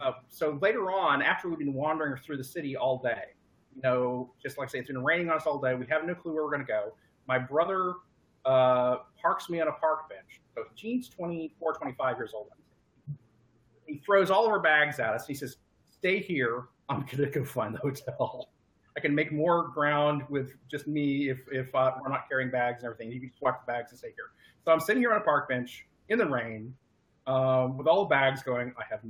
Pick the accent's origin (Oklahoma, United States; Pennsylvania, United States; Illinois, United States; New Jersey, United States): Oklahoma, United States; Tulsa; also born or lived in Sand Springs, Oklahoma; the local travel agency that was in my hometown. So my house was in Tulsa, Oklahoma, but I went to schools in Sand Springs, which is immediately next to it